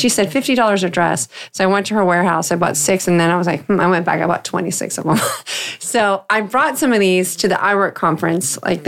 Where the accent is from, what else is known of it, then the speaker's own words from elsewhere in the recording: Weirton, West Virginia, United States; I grew up in Weirton, West Virginia